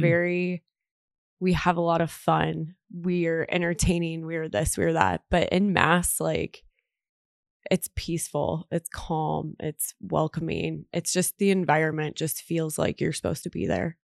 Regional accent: Omaha, Nebraska, United States; I am also born and raised in Omaha, Nebraska

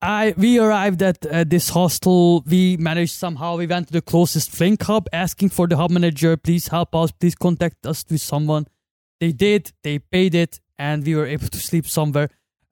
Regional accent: Hungary; moved away; from Hungary, 28 years old. I've been working in Hungary at Foodpanda for a year.

